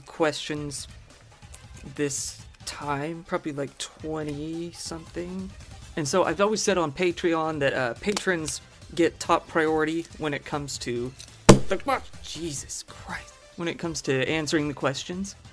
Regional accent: Missouri, United States; moved away; I'm from Missouri in the United States, originally

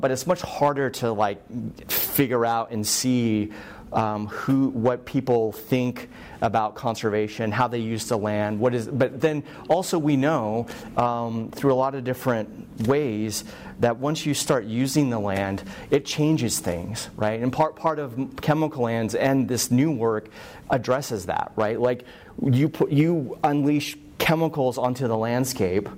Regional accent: Oregon, United States; moved away as an adult; now in Nebraska, United States; I grew up in Oregon, so the Pacific Northwest

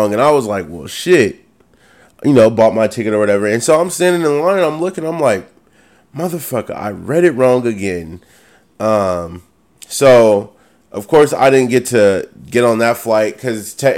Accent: the Bay Area, California, United States; I'm from the Bay, so the Bay Area is really fucking diverse

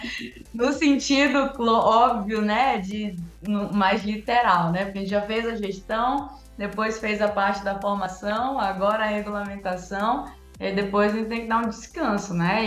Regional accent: Santarém, Pará, Brazil; moved away as an adult; also born or lived in Rio de Janeiro; now in São Paulo, Brazil; eu sou de Santarém, no Pará

